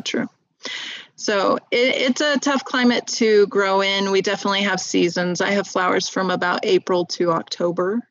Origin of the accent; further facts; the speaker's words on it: Southern California, United States; moved away as an adult; now in Utah, United States; I grew up in Southern California near some really great farmers markets